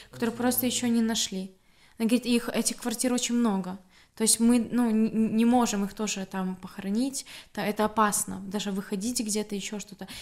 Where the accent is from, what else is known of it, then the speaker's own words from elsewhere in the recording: Grodno, Grodno Region, Belarus; moved away as an adult; now in Gdańsk, Poland; я из Беларуси, я из города Гродно, э, живу в Польше, город Гданьск, 5-6 лет